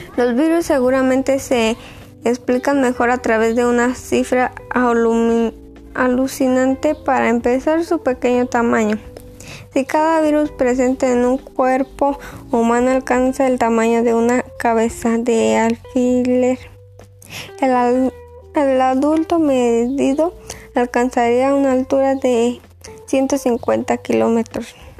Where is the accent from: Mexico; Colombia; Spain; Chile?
Mexico; Boquillas; Soy de Boquillas